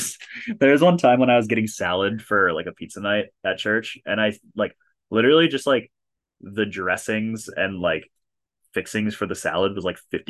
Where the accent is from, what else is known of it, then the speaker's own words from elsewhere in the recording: Isanti, Minnesota, United States; moved away as an adult; my hometown in Isanti, like pretty soon after I moved out, like after I went to college.